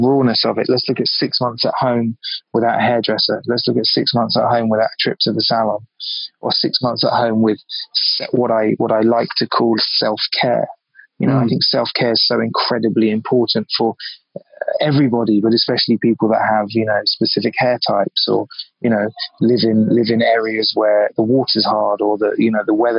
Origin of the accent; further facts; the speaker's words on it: London, United Kingdom; moved away as an adult; also born or lived in Biarritz, France; now in New York, United States; I grew up in London. I cut my teeth in London. I'm from London.